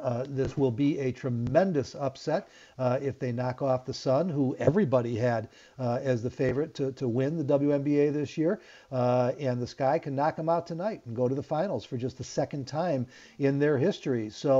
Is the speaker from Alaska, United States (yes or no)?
no; Chicago, Illinois, United States; as a Chicagoan